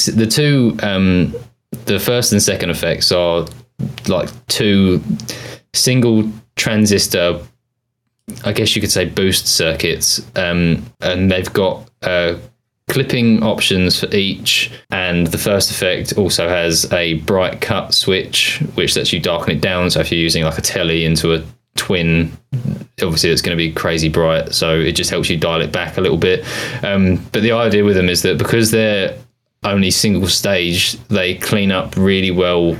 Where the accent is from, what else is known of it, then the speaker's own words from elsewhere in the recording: United Kingdom; accent: British; my British accent